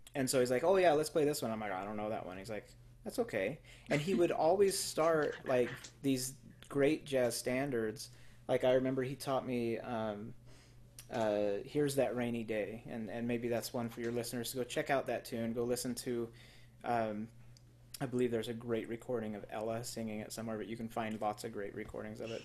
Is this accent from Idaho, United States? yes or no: yes; Twin Falls, Idaho, United States; I grew up in Twin Falls, um, Idaho